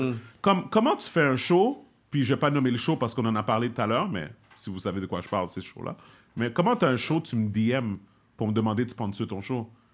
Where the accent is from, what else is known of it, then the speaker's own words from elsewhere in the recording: Montreal, Quebec, Canada; je suis un Québécois d'origine haïtienne